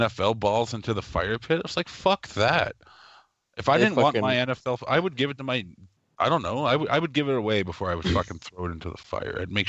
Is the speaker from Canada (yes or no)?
yes; Canada; I'm from Canada